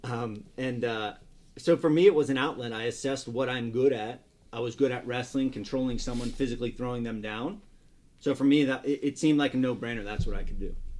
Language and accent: English; a small town in Pennsylvania, United States; I'm as conservative from a small town in Pennsylvania as they come